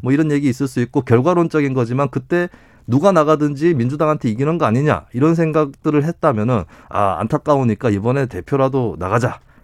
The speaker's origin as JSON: {"language": "Korean", "region": "Daegu-Gyeongbuk", "country": "South Korea", "tie": "born or raised there", "said": "저 같은 경우는 또 대구 경북 출신이라"}